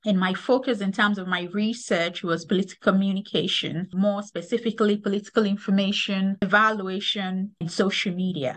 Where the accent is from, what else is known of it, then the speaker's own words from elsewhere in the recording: Lagos, Nigeria; moved away as an adult; also born or lived in Kansas; now in United States; am originally from Lagos, Nigeria. I grew up in Lagos.